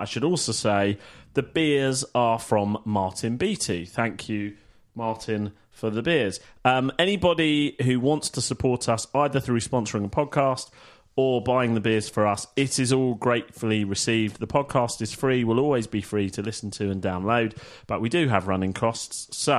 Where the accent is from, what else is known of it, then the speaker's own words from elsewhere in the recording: Manila, Metro Manila, Philippines; And yes, I'm from Manila.